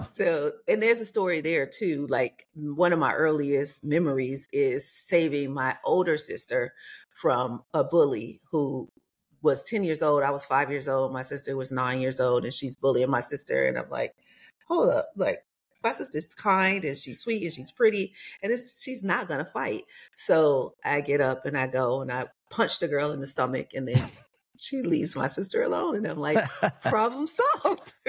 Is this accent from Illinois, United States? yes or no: yes; Chicago, Illinois, United States; moved away as an adult; also born or lived in New York / Los Angeles / Atlanta / Mississippi; now in Las Vegas, United States; I grew up in Chicago